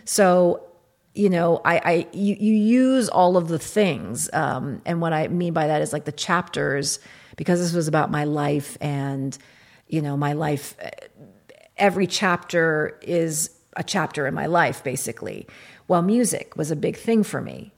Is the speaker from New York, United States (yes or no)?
no; Kentucky, United States; moved away; also born or lived in Iraq; I was born in Iraq. I grew up in Kentucky.